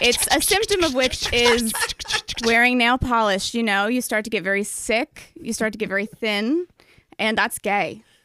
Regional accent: Albany, New York, United States; moved away; I'm from Albany

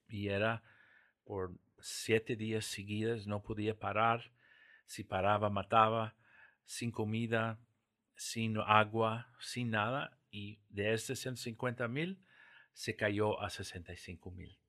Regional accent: Santa Fe, New Mexico, United States; accent: Portuguese; first language English; Spanish is a second language; moved away as an adult; also born or lived in São Paulo, Brazil / Caracas, Venezuela; now in Costa Rica; yo nací en Santa Fe, Nuevo México

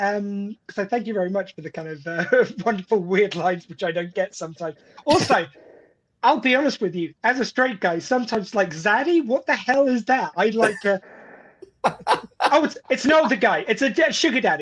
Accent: England, United Kingdom; I'm the English guy who's coming into an American sitcom

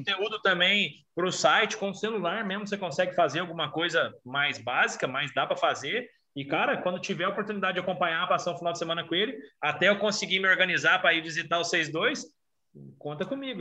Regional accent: Brazil; eu sou brasileiro

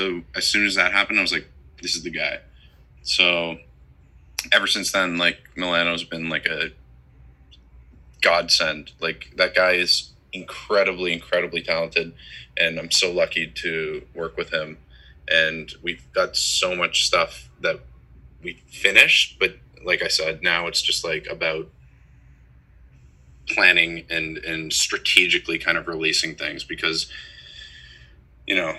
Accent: Toronto, Ontario, Canada; I grew up in Toronto

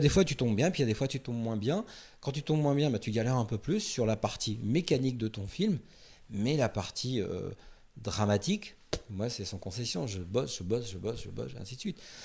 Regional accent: France; on est français

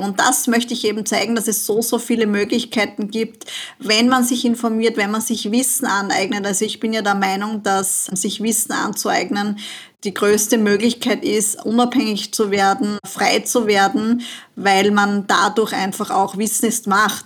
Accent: Austria; bei uns in Österreich

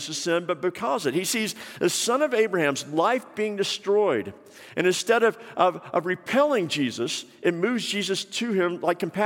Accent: Atlanta, Georgia, United States; when I was growing up in Atlanta

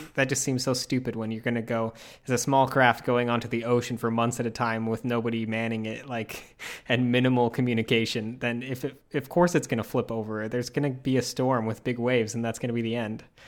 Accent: Utah, United States; moved away; I grew up in Utah

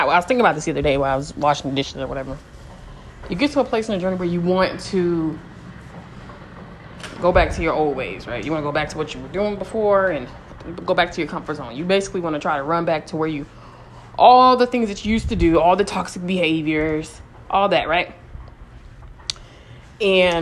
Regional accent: California, United States; I'm from California

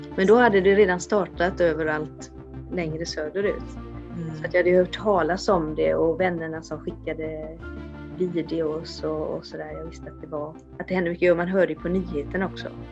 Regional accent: Sweden; för mig som svensk

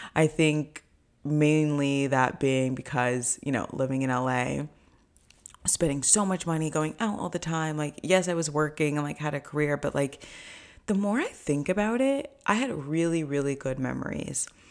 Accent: Orange County, California, United States; moved away as an adult; also born or lived in Los Angeles, United States; now in New York, United States; I grew up in Orange County

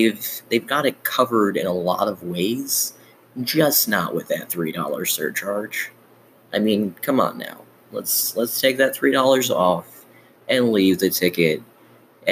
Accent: Chicago, Illinois, United States; I grew up in Chicago

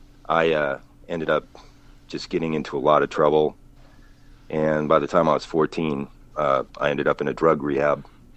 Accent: Colorado, United States; moved away as an adult; also born or lived in Hollywood; I grew up in Colorado and lived in between being up in the mountains and back down in Denver.

